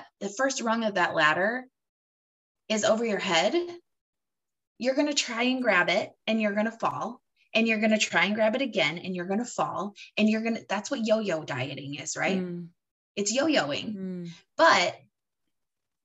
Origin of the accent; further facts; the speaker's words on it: Michigan, United States; now in Florida, United States; I grew up in Michigan, which is not Alaska